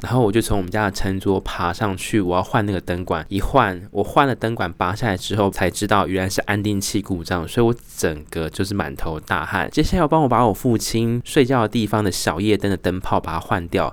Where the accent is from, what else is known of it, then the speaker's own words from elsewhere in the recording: Tainan, Taiwan; also born or lived in Australia; now in Taoyuan, Taiwan; 回去我的家乡，台南市呢